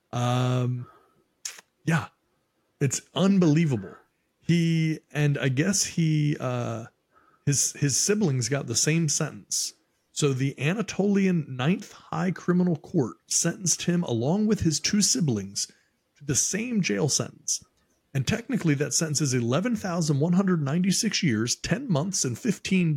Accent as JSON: {"language": "English", "region": "Maryland", "country": "United States", "moved": "yes", "said": "I'm from Maryland originally"}